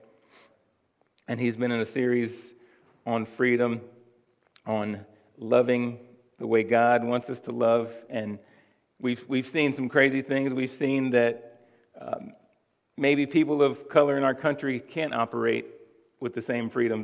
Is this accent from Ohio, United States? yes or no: yes; Cincinnati, Ohio, United States; I'm originally from Cincinnati